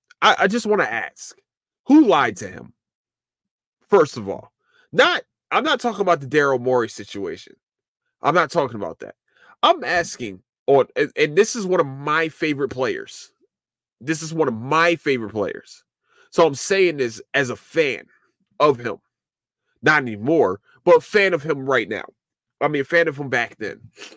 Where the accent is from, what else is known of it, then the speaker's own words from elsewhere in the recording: Philadelphia, Pennsylvania, United States; As a Sixers fan, as a Philadelphian, as a fellow Philadelphian, as a fellow Hooper